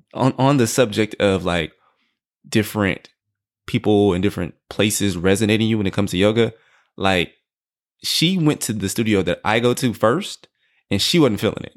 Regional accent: Houston, Texas, United States; I'm from Houston, Texas

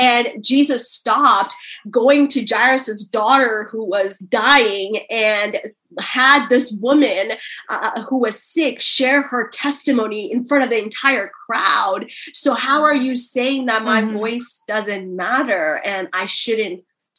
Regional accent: India; born there; You know, coming from an Indian culture, I was born in India. It's an Asian country where women are not seen as first-class citizens.

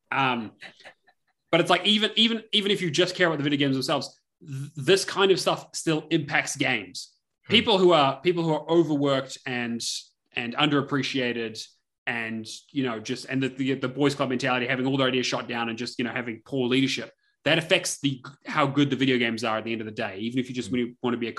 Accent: New Zealand

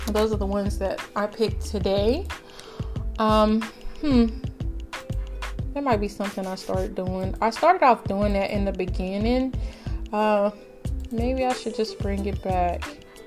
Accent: Greenville, Texas, United States; this is Greenville, Texas, um, my hometown

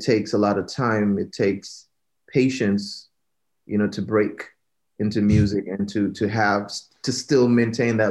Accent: Jamaica; born and raised in Jamaica.

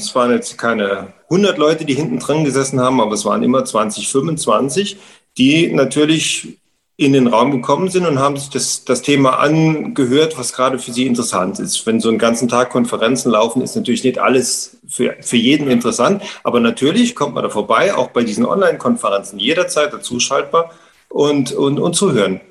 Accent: Saarland, Germany; bei uns im Saarland

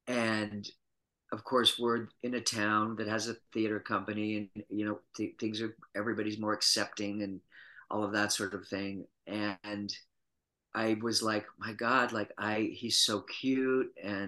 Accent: Utah, United States; moved away as an adult; I was born and raised in Utah and was born and raised Mormon and lived there until I was 23, went to undergraduate school at the University of Utah.

